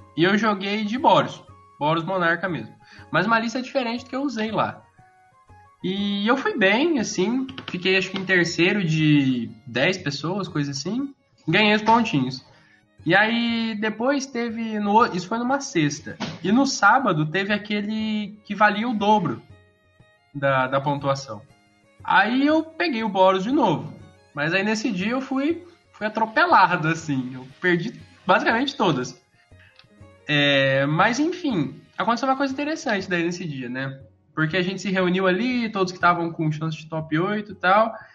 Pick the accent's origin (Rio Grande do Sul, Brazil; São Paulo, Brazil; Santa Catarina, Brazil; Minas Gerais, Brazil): São Paulo, Brazil; Campinas; sou de Campinas